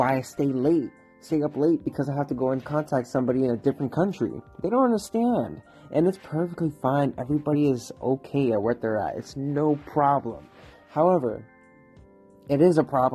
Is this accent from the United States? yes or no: yes; Florida, United States; moved away as an adult; now in Pittsburgh, United States; It's been 10 months, but I'm from Florida. You know, I came to this city